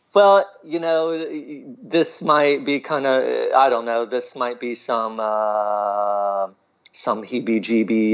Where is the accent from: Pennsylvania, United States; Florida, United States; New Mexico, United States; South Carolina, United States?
South Carolina, United States; Charleston; moved away as an adult; also born or lived in New York / Wilmington, North Carolina; now in Athens, United States; I moved back to Charleston, South Carolina, my hometown